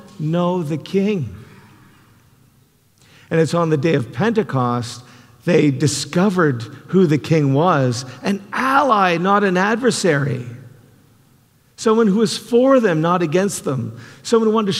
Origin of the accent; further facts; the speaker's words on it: Canada; now in United States; I'm a Canadian